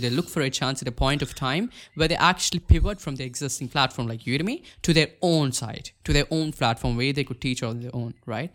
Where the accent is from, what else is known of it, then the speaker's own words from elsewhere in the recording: India; I'm from India